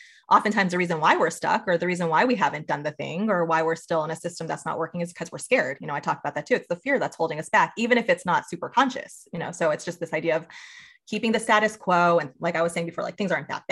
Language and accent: English; New York, United States; I grew up in New York